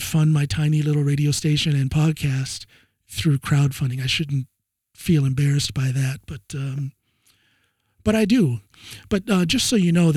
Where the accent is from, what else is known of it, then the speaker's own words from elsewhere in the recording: Ohio, United States; moved away as an adult; now in Norway; I'm from way out in the boonies, out in the sticks there